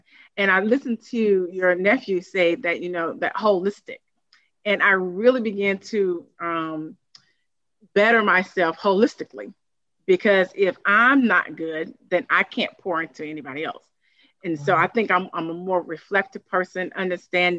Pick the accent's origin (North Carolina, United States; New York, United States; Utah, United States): North Carolina, United States; Durham; I'm from Durham, I'm from the community